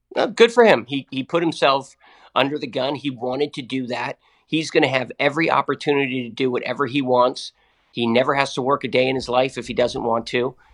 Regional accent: Massachusetts, United States; I grew up in Massachusetts

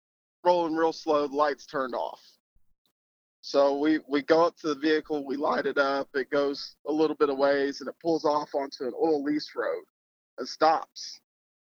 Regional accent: Northwest Oklahoma, United States; I'm actually originally from Northwest Oklahoma

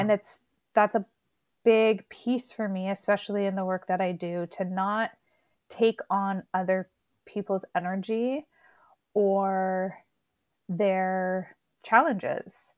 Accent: Canada; I'm Canadian

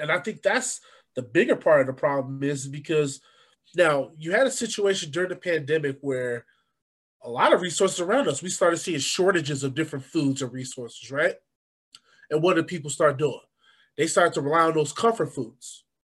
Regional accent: Chicago, Illinois, United States; I grew up on the South Side

